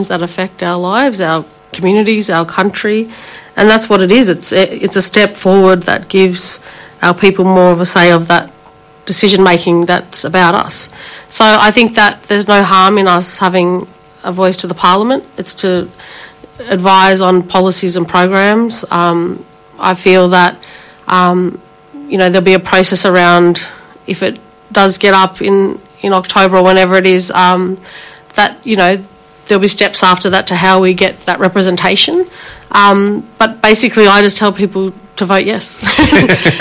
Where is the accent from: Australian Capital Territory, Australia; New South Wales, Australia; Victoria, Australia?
Victoria, Australia; Shepparton; also born or lived in Melbourne; growing up in Melbourne, but also in Shepparton, where I went to school and grew up with the mob up there on Yorta Yorta country.